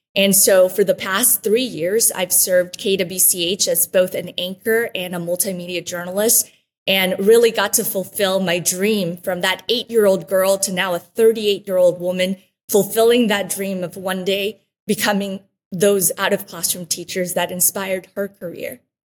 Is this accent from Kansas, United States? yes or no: yes; Wichita, Kansas, United States; first language Spanish; English is a second language; also born or lived in Antigua, Guatemala; So I was born in Guatemala uh, in 1984, and so I was eight years old when I came to Wichita, Kansas.